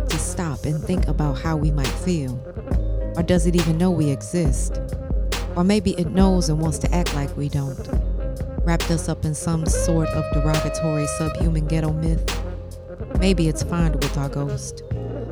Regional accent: St. Louis, Missouri, United States; moved away; returning back home to my hometown of St. Louis, Missouri

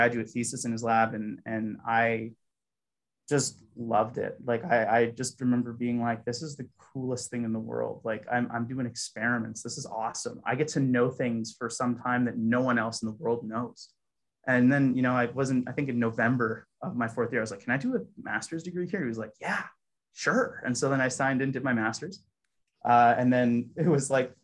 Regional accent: Toronto, Ontario, Canada; moved away as an adult; also born or lived in Hamilton, Canada; I'm actually originally from Toronto.

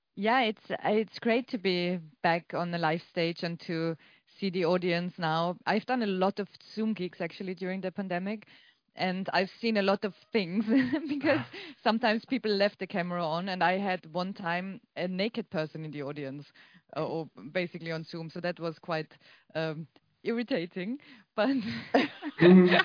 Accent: Austria; I'm from Austria and we had everything later than everyone

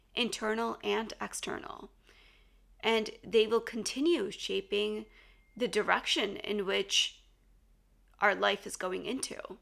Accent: United States; growing up in the States

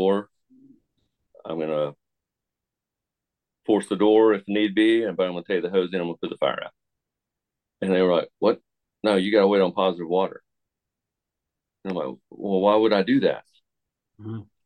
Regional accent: Tucker, Georgia, United States; I grew up in Tucker, Georgia

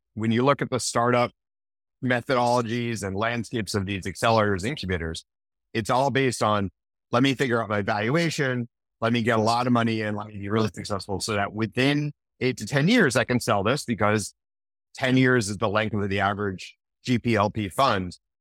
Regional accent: Manchester, New Hampshire, United States; when I was growing up in Manchester, New Hampshire

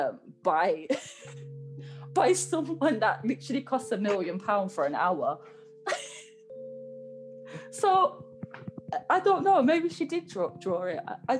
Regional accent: Walsall, West Midlands, United Kingdom; born or raised there

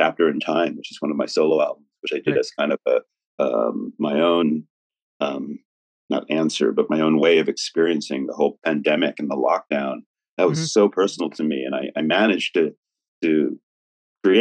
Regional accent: New York City, New York, United States; New York is my hometown

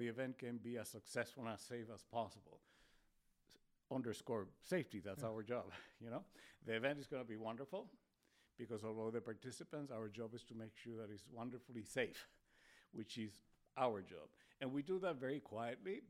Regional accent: Spain; English is a second language; now in Spokane, United States; I was born in Spain, so it's my second language. Technically, it was my fourth language.

